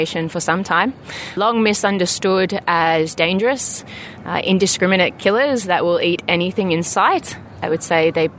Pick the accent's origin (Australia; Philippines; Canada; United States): Australia; Sydney, New South Wales; moved away as an adult; now in South Africa; I was born and raised in Sydney